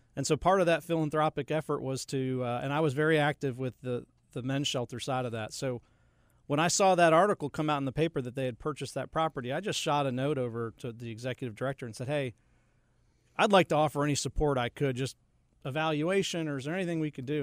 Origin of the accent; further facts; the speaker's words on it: Connecticut, United States; moved away as an adult; also born or lived in upstate New York; now in Charlotte, United States; I did grow up in Connecticut